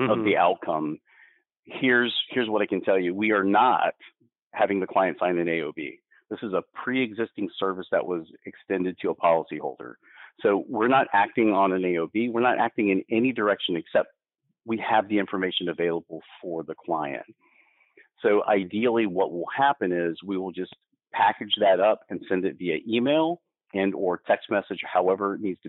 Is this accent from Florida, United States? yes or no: yes; Florida, United States; I was born in Florida. I didn't ask to be born in Florida. It is my environment.